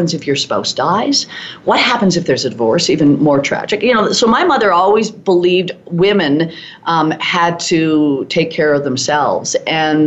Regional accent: Swift Current, Saskatchewan, Canada; moved away as an adult; also born or lived in East End, Saskatchewan; now in Calgary, Canada; I grew up in Swift Current

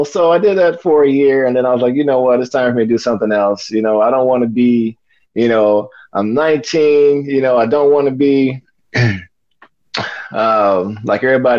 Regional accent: Kansas City, Kansas, United States; I was born in Kansas City, Kansas back in 1970, you know, and just grew up in the inner city in Kansas, you know, went to Wyandotte High School, graduated from there in 88

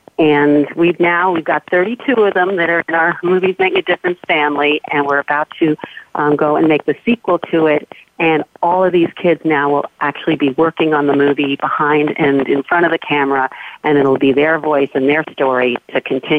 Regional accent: Arizona, United States; moved away as an adult; also born or lived in New York; I grew up in Arizona

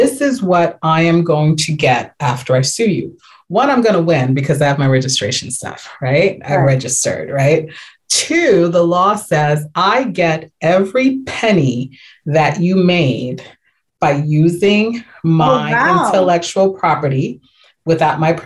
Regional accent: New York, United States; So I'm from New York

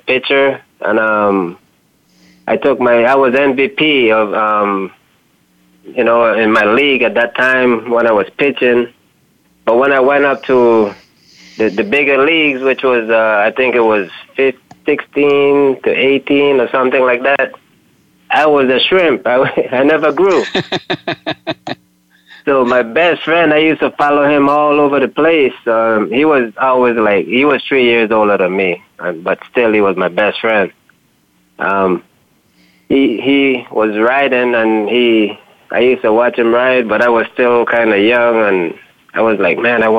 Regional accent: Bronx, New York, United States; born there; and so I was born in New York, the Bronx.

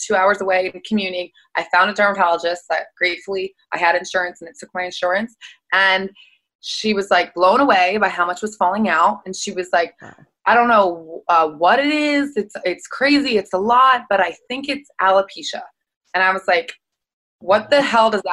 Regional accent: West Chester, Pennsylvania, United States; now in Los Angeles, United States; I'm from Westchester, Pennsylvania, which is outside Philly. I live in Los Angeles now

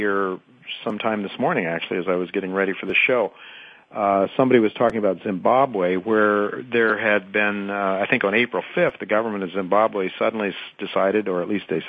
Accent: United States; as an American

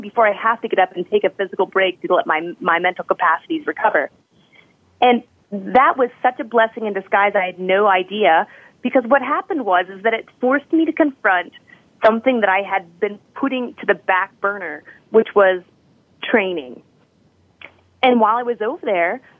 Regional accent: Colorado Springs, Colorado, United States; I'm from Colorado Springs.

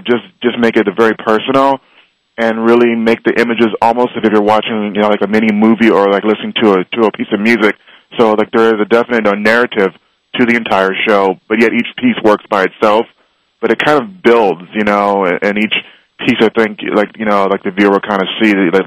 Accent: Los Angeles, California, United States; growing up in Los Angeles

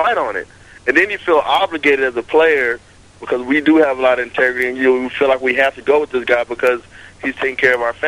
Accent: California, United States; now in Texas, United States; I grew up in California

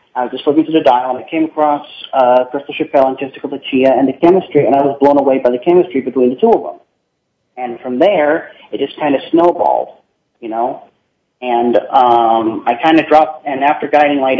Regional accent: Boise, Idaho, United States; I'm actually from Boise, Idaho.

